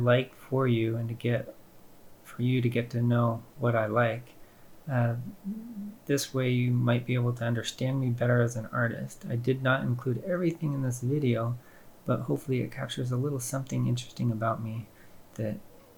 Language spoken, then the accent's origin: English; Paradise, California, United States; I grew up in Paradise, California